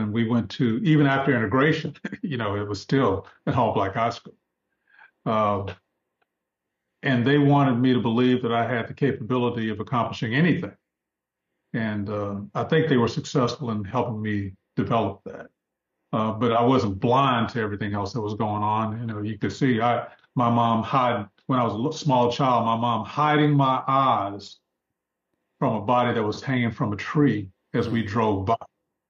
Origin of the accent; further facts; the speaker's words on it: Jackson, Mississippi, United States; Probably my dad being, he was a high school teacher at Lanier, where I graduated. From Lanier High School.